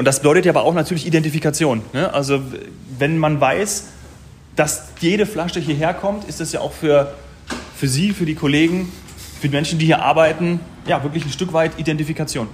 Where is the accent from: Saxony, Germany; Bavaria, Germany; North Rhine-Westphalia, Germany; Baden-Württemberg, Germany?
Bavaria, Germany; ich bin ja auch aus Bayern und wohne äh, hier.